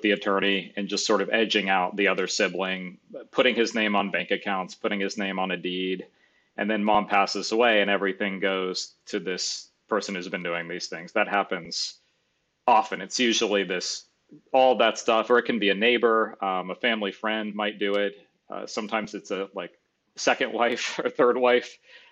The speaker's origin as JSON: {"language": "English", "town": "Gainesville", "region": "Florida", "country": "United States", "tie": "born or raised there", "said": "I grew up in Gainesville."}